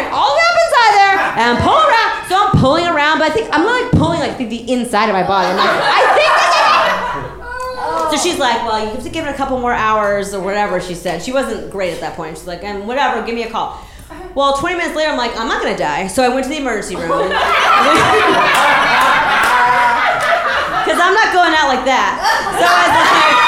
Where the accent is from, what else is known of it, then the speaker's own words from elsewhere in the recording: Massachusetts, United States; I'm from Massachusetts